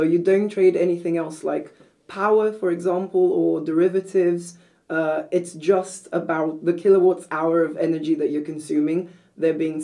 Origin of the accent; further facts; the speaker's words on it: Brazil; moved away as an adult; also born or lived in Copenhagen, Denmark; now in Denmark; I'm originally from Brazil, so I did a bachelor's at the University of Sao Paulo